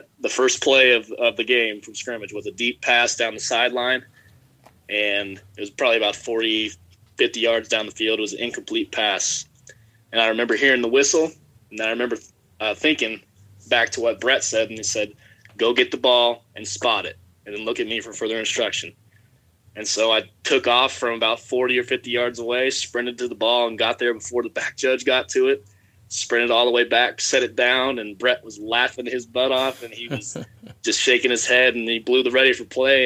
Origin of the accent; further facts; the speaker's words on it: Southwest Kansas, United States; traveling all over the Southwest Kansas to play in club leagues and summer leagues